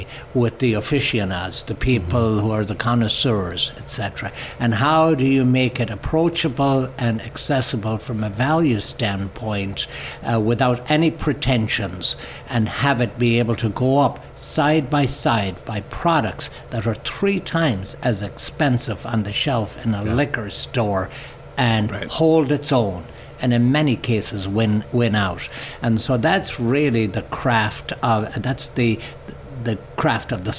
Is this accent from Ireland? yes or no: yes; Ireland; we're Irish